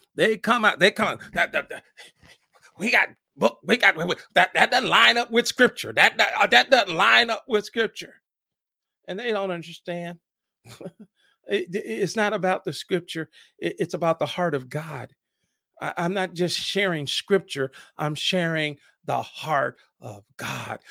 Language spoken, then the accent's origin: English; Fort Wayne, Indiana, United States; born in Fort Wayne, Indiana, shout out to my hometown